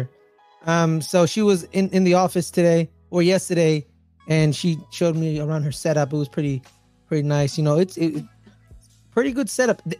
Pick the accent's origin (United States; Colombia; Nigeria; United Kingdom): United States; Bay Area, California; growing up in the Bay Area, every time in the morning when my dad would take us to take us to school